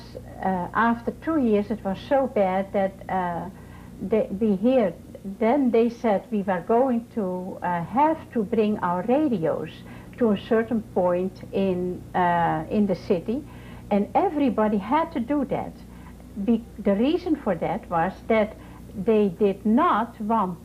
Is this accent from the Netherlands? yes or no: yes; Netherlands; moved away as an adult; now in Vandalia, Ohio, United States; I was born in Holland, and in 1940 I was married